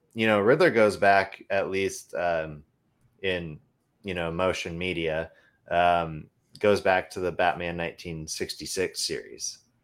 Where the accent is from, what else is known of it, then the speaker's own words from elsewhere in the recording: Idaho, United States; now in Oregon, United States; growing up in Idaho